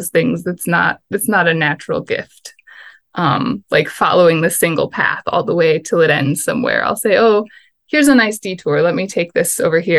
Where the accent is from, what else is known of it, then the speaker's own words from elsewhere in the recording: Michigan, United States; now in Tempe, United States; I'm hail from Michigan